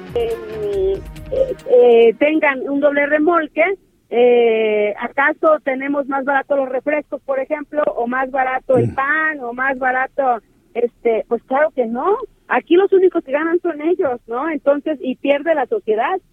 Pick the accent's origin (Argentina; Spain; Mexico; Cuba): Mexico; quienes perdemos somos los mexicanos